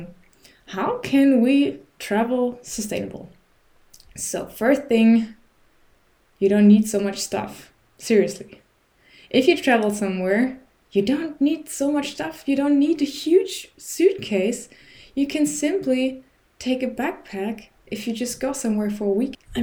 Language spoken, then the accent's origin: English; Germany; also born or lived in Berlin; I'm from Germany